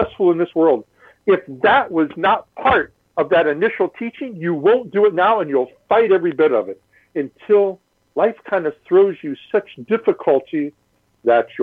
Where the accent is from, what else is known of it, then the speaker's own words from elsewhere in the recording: Midwest, United States; moved away; also born or lived in California; I grew up in the Midwest